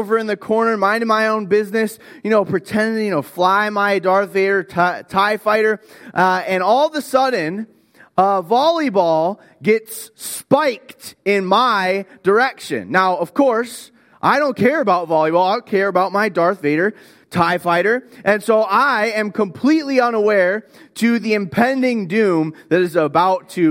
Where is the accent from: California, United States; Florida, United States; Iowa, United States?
Florida, United States; I grew up in Florida.